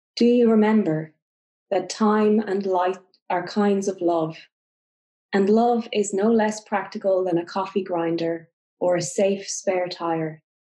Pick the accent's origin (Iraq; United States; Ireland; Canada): Ireland; I'm Irish and in Ireland